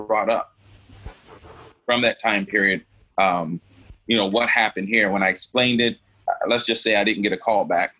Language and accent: English; Norfolk, Virginia, United States; moved away as an adult; I grew up in Norfolk, Virginia